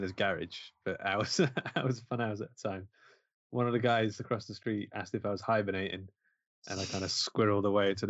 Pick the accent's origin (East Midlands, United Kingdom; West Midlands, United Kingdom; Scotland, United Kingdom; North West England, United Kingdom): East Midlands, United Kingdom; Mansfield; moved away; also born or lived in London; I'm from Mansfield, it's like a mining town in the middle of England